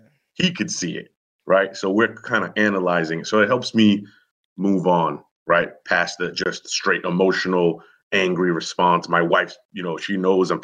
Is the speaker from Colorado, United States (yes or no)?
no; Boston, Massachusetts, United States; moved away; I'm originally from Boston